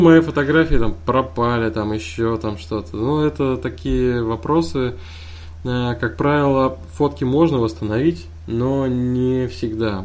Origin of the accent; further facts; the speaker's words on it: Kazan, Tatarstan, Russia; Я из Казани. это столица Татарстана.